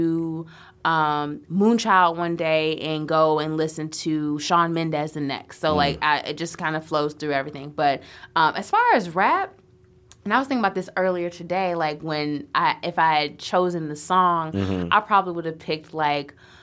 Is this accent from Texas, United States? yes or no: yes; Houston, Texas, United States; moved away; also born or lived in Chicago; I was born in Houston. So grew up there, moved to Chicago